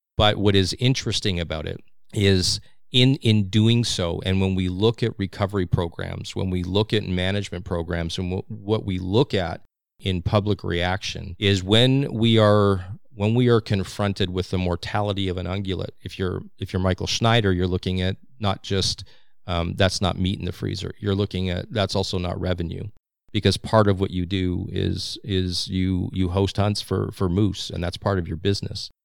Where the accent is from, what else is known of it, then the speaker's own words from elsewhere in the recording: Saskatchewan, Canada; now in British Columbia, Canada; a transplant to British Columbia, although I was originally born here, believe it or not. Uh, I am from Saskatchewan.